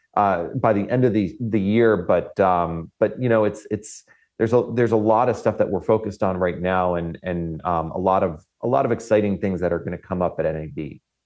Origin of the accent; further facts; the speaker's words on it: Florida, United States; moved away; I come from Florida